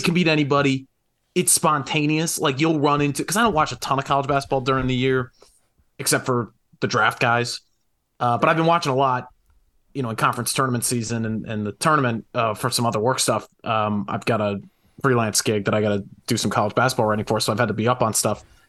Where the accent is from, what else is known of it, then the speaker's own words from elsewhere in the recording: Connecticut, United States; I was from Connecticut.